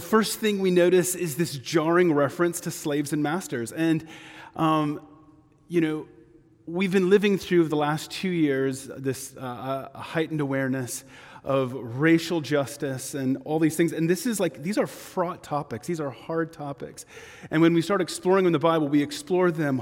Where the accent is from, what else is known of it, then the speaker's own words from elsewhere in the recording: Texas, United States; I am from Texas